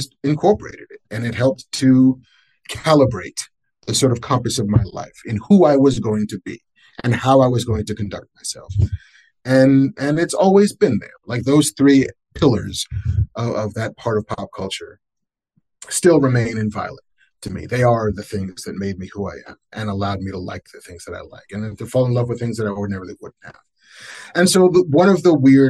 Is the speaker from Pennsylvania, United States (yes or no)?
no; Baldwin, New York, United States; also born or lived in Bronx, New York; I was born in the Bronx, grew up in Baldwin.